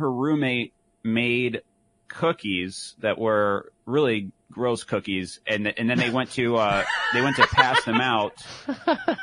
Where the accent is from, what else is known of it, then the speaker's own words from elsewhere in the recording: middle of Michigan, United States; from the middle of Michigan like we were